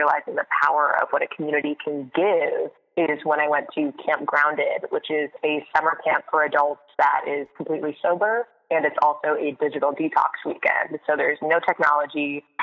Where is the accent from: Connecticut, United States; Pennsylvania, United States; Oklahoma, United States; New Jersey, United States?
Connecticut, United States; moved away as an adult; also born or lived in Boston; now in New York City, United States; I grew up in Connecticut, went to school at Boston University, and then graduated early on purpose so that I could move to New York City as soon as I possibly could.